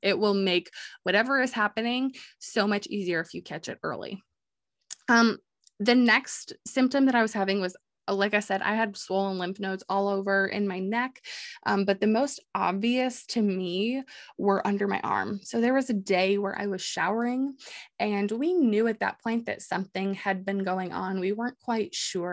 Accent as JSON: {"language": "English", "region": "New York", "country": "United States", "tie": "born or raised there", "said": "living, growing up in New York"}